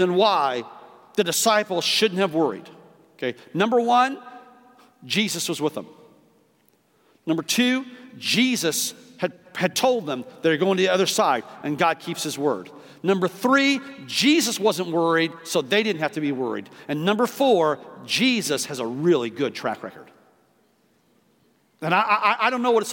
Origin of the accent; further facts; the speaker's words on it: Midwest, United States; moved away; I grew up in two areas. I grew up in the Midwest